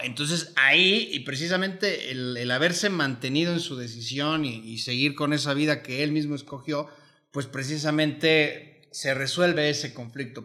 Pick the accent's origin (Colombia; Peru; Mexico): Mexico; yo soy mexicano